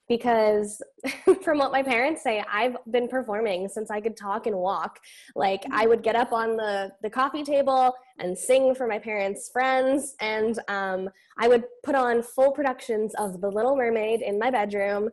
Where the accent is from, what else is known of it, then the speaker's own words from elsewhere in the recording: Elk Point, Alberta, Canada; I grew up in Alberta, Northern Alberta. It's a really tiny town called Elk Point